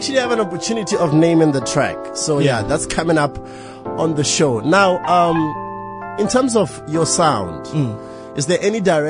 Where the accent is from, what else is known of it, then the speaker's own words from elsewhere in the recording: Botswana; I'm from Botswana.